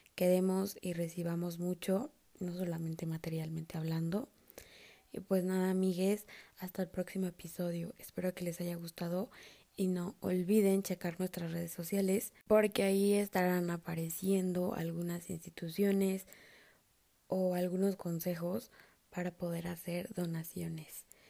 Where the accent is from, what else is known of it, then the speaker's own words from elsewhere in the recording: Mexico; somos hermanos mexicanos